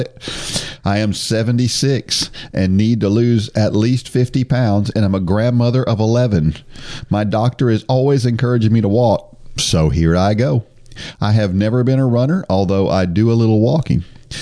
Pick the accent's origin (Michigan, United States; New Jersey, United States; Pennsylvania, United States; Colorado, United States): New Jersey, United States; moved away; I was born in New Jersey.